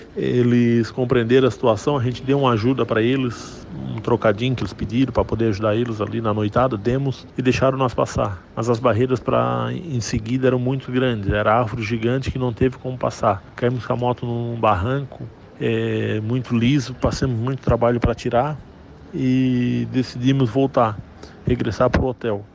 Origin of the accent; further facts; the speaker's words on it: Imbituba, Santa Catarina, Brazil; Nós dois somos de Imbituba, Santa Catarina